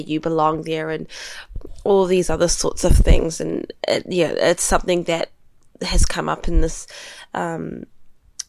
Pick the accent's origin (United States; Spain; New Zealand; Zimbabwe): New Zealand; growing up in New Zealand